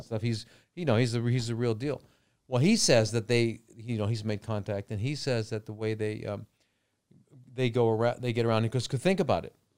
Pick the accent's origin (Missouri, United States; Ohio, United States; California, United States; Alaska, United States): California, United States; Los Angeles; now in Phuket, Thailand; I grew up in L.A.